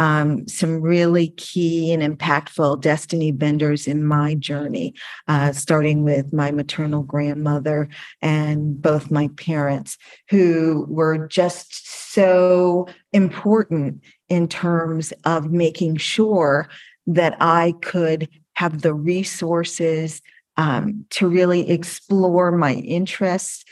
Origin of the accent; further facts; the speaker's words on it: Connecticut, United States; I was living in Connecticut